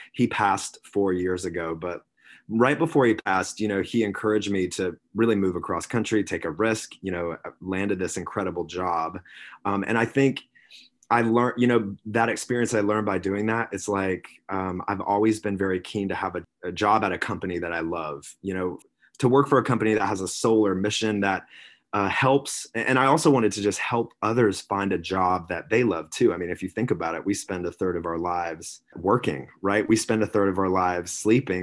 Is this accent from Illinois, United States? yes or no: no; South Carolina, United States; now in Sausalito, United States; I was born and raised on the East Coast in South Carolina, small town. I'm, I mean, I'm a Southern gent at heart